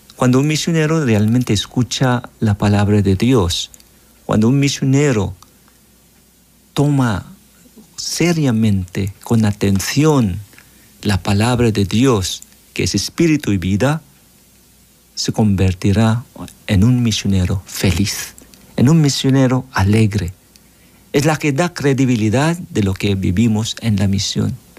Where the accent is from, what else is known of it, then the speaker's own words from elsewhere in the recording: Philippines; moved away as an adult; now in El Salvador; Yo soy misionero filipino